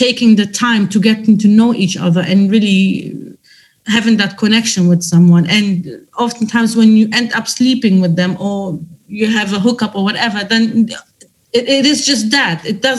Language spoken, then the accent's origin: English; Germany; I come from a different culture. Although I was raised in Germany